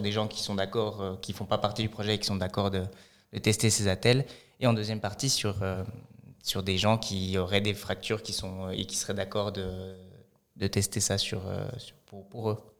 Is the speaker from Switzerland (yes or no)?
yes; Fribourg, Switzerland; also born or lived in Lausanne; j'ai grandi à Fribourg, j'ai fait une grande partie de ma scolarité à Fribourg.